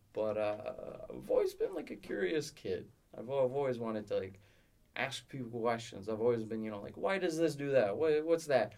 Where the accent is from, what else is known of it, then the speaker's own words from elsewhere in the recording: Rockland, Ontario, Canada; I'm from a small town called Rockland